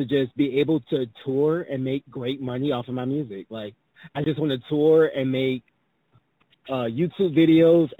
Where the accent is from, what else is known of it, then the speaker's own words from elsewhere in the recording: Savannah, Georgia, United States; now in Atlanta, United States; I migrated here. I'm actually from Savannah, Georgia.